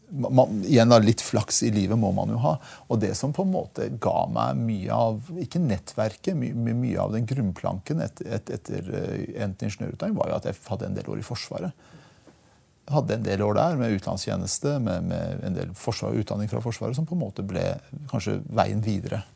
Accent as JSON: {"language": "Norwegian", "town": "Porsgrunn", "region": "Telemark", "country": "Norway", "tie": "born or raised there", "second_language": "Norwegian", "moved": "yes", "lives_now": "Oslo, Norway", "said": "Jeg har vokst opp i Porsgrunn"}